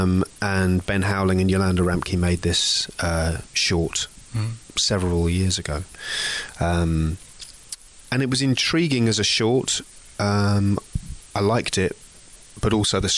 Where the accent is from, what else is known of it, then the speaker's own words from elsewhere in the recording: England, United Kingdom; as an English person